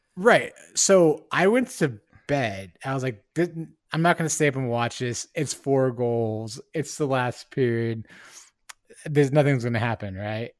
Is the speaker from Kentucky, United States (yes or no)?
no; Bay Area, California, United States; now in Seattle, United States; am originally from the Bay Area. I was born there and spent a, m, a lot of my life growing up there.